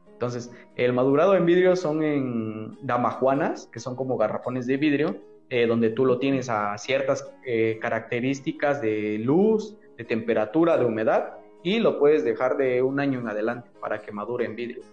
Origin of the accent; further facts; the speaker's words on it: Mexico; el agave es como los mexicanos, somos caprichosos